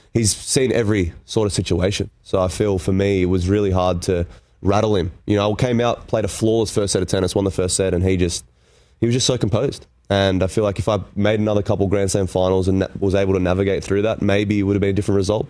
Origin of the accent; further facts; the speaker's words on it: Canberra, Australian Capital Territory, Australia; I grew up in Canberra